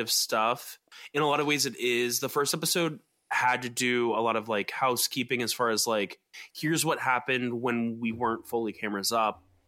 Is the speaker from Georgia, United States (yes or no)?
yes; Atlanta, Georgia, United States; all those weird McMansions that I grew up around in Atlanta